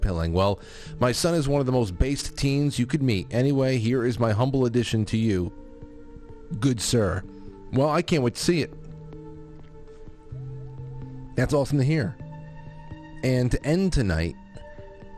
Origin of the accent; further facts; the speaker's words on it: East Coast, United States; we're from the East Coast